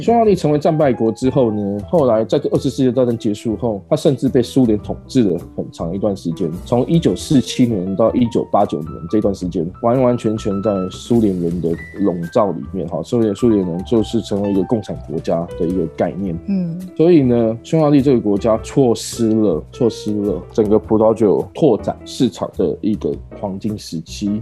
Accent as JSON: {"language": "Chinese", "country": "Taiwan", "said": "我是台湾人"}